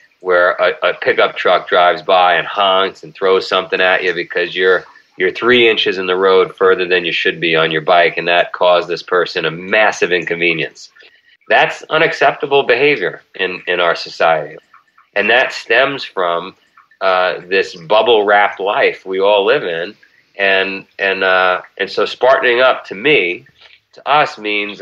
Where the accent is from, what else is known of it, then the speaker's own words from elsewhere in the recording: New York City, New York, United States; I grew up in Queens, and the neighborhood I grew up in was organized crime capital of the world.